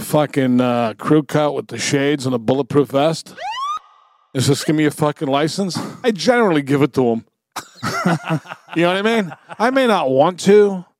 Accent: Somerville, Massachusetts, United States; When we grew up in Somerville

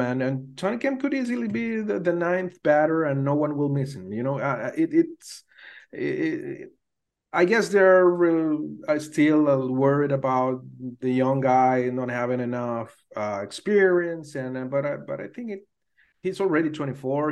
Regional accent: Venezuela; growing up in Venezuela, back there in the eighties

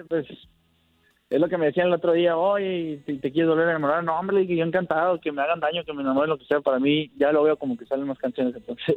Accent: Ciudad Obregón, Sonora, Mexico; soy de aquí, de Obregón, Sonora

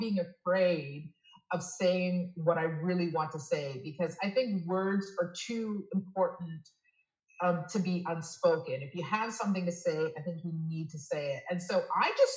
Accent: Toronto, Ontario, Canada; moved away as an adult; now in Quebec City, Canada; I was born and raised in Toronto, but I moved to Quebec City about 7 years ago for love.

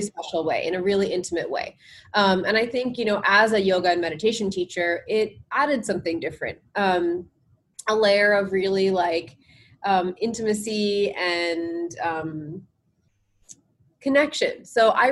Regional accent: New Jersey, United States; also born or lived in India; I grew up in New Jersey, um, and my parents moved here from India

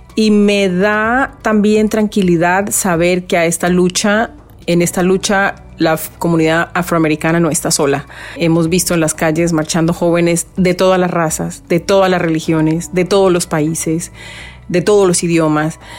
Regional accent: Colombian Pacific, Colombia; now in Miami, United States; el Pacífico colombiano, que es de donde yo soy.

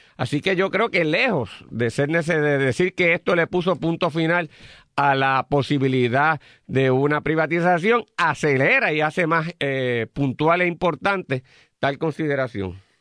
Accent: Puerto Rico; como puertorriqueños y puertorriqueñas

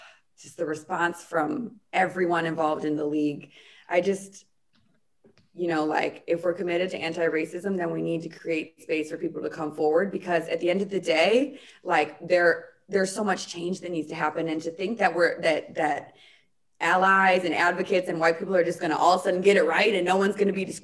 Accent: Chicago, Illinois, United States; playing in front of my hometown

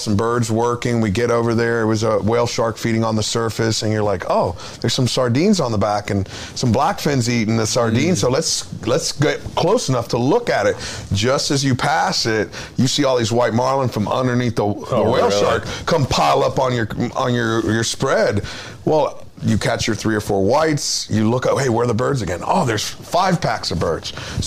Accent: Florida, United States; I grew up in Florida

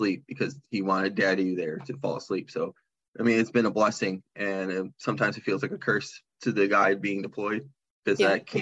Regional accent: Michigan, United States; we're from Michigan and we're down in Arizona

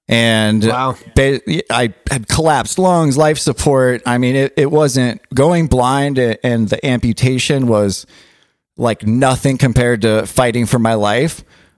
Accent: Southern California, United States; But I grew up in Southern California, in the 90s, early 2000s

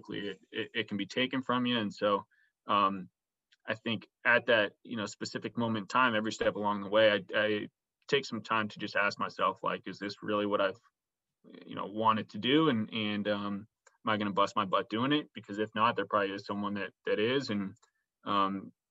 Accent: San Francisco, California, United States; I was from San Francisco

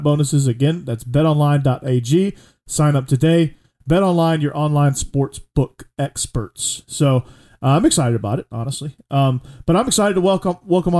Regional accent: Fayetteville, Georgia, United States; I grew up in Atlanta, so the accent was, you know, few and far between. Grew up in Fayetteville

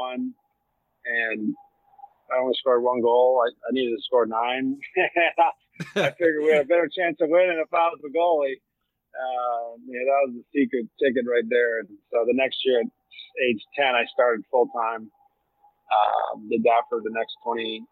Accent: Sault Ste. Marie, Ontario, Canada; moved away as an adult; growing up in a little hockey mecca in Sault Ste. Marie, Ontario

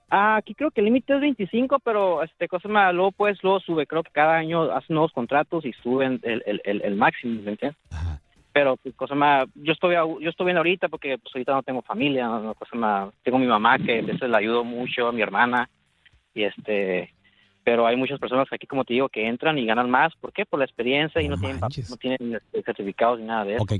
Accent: Tijuana, Baja California, Mexico; now in Rosarito, Mexico; nací en Tijuana

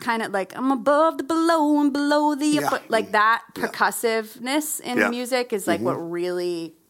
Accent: New Hampshire, United States; now in Nashville, United States

